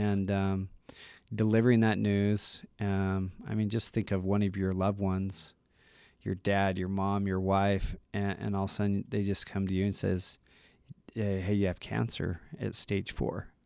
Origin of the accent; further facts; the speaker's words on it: Utah, United States; I'm from Utah, local